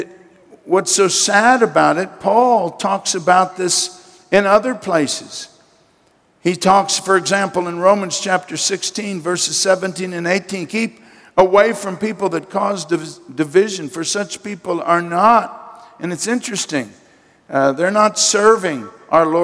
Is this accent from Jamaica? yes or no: no; United States; as an American citizen